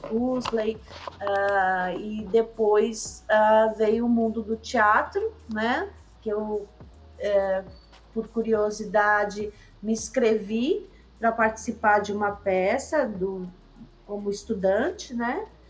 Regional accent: São Paulo, Brazil; now in Paraty, Brazil; Lá em São Paulo, eu sou paulistana, estudando ali no na Avenida Paulista

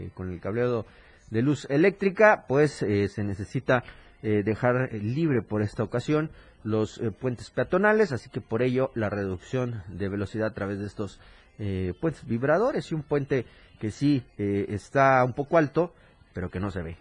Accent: Mexico; nuestro país

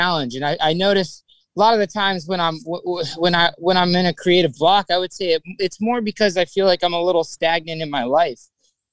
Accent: South Florida, United States; growing up in South Florida, you know, there's just, it's a melting pot of culture

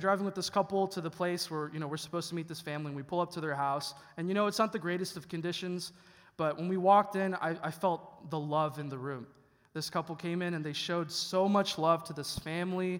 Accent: Chicago, Illinois, United States; moved away as an adult; now in Mansfield, United States; I'm actually originally from a small town of Chicago, a suburb of Columbus

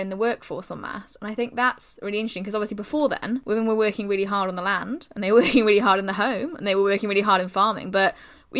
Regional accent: South Wales, United Kingdom; I grew up in South Wales

